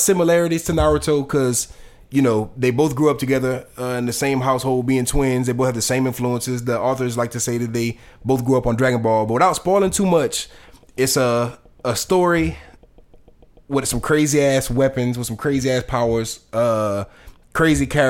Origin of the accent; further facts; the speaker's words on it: United States; I'm from America.